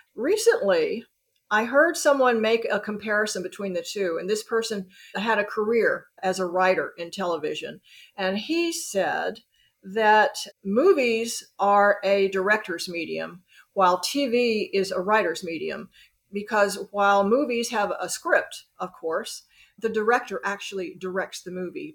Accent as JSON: {"language": "English", "town": "Birmingham", "region": "Alabama", "country": "United States", "tie": "born or raised there", "also_born_or_lived": "New York City / Los Angeles / Tokyo / Hong Kong", "moved": "yes", "lives_now": "Chattanooga, United States", "said": "I grew up in Birmingham, Alabama."}